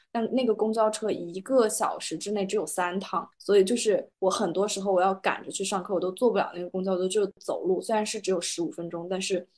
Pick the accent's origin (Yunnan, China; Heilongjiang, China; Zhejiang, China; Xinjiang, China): Yunnan, China; Kunming; now in Rome, Italy; 因为我是在昆明长大嘛